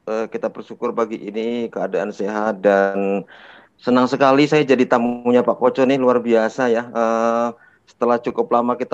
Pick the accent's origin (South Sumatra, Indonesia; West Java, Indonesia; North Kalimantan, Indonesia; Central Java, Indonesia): Central Java, Indonesia; Pekalongan; Saya lahir di Pekalongan uh, di sebuah uh, tempat kecil bernama Sagi. Saya besar dari anak orang desa, bapak saya petani, ibu saya pedagang ya.